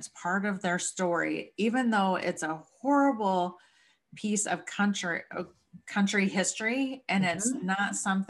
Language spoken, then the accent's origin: English; the South, United States; moved away; I grew up in the South